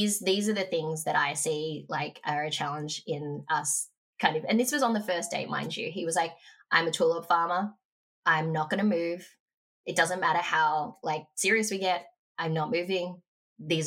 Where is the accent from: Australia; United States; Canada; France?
Australia; Frankston, Victoria; moved away; I grew up in Frankston